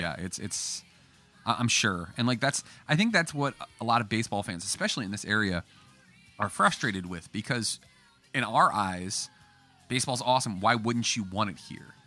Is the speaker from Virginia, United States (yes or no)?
yes; Woodbridge, Virginia, United States; now in Fredericksburg, United States; I'm from the area. I grew up in Woodbridge